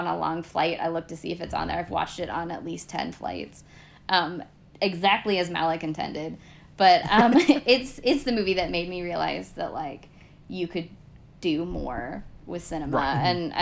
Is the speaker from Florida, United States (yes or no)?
no; Northern California, United States; my hometown's a very small town in Northern California